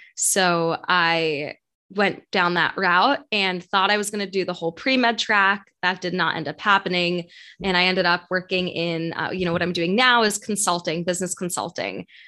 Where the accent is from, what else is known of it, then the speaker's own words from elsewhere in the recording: New York City, New York, United States; moved away as an adult; also born or lived in St. Louis; I am from New York, grew up in New York City